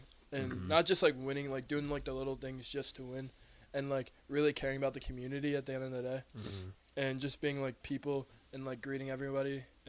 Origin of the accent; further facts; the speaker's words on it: Chicago, Illinois, United States; moved away as an adult; also born or lived in Tempe, Arizona; I'm from Chicago, yeah.